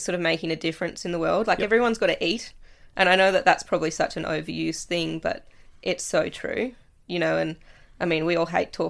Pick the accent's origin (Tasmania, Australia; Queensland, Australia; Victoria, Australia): Tasmania, Australia; Latrobe; So I was born in Latrobe, went to school, Moriarty Primary School, to grade 4, did grade 5 and 6 at Wesley Vale because Moriarty